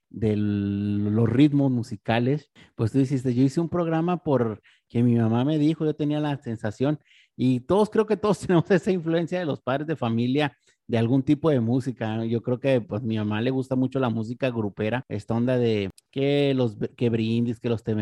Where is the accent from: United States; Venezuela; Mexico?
Mexico; Yo creo que, pues como mexicanos, creo que tenemos mucha influencia del regional mexicano